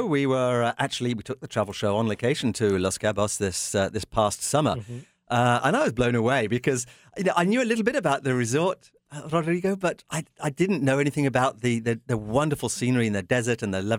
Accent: Canada; I'm proud of it as a Canadian

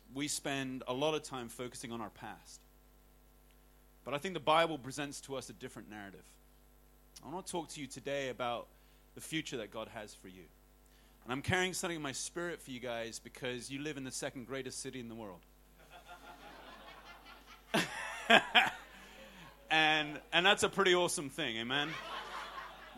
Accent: Hong Kong; growing up in Hong Kong

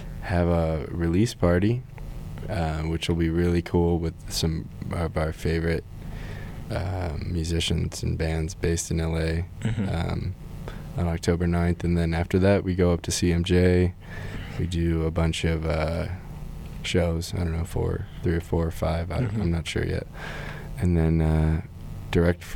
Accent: Illinois, United States; now in Los Angeles, United States; we're from Illinois

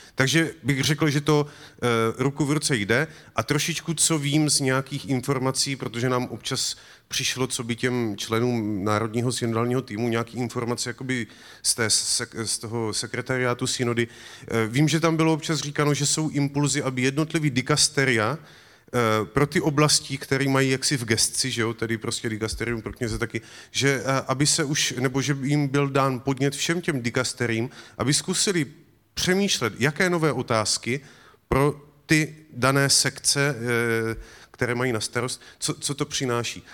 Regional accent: Moravia, Czechia; U nás na Moravě

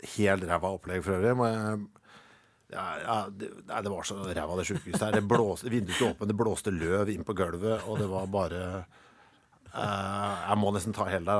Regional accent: Norway; jeg er norsk

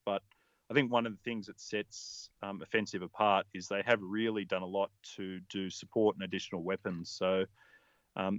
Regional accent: Australia; I'm an Australian

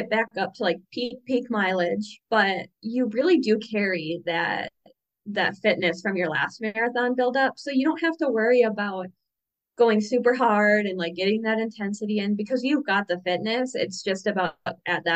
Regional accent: about 2 hours south of Duluth, Minnesota, United States; I grew up playing hockey because I'm a Minnesotan and that's what Minnesotans

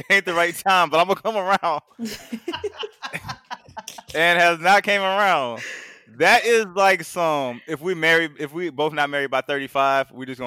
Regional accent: St. Louis, Missouri, United States; I'm from St. Louis.

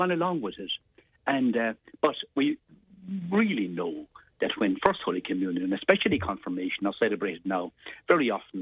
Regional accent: Glen of Aherlow, Munster, Ireland; growing up in the Glen of Aherlow

